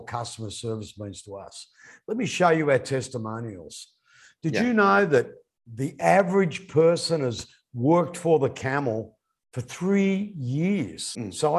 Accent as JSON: {"language": "English", "country": "Australia", "tie": "born or raised there", "moved": "yes", "said": "my hometown in Australia"}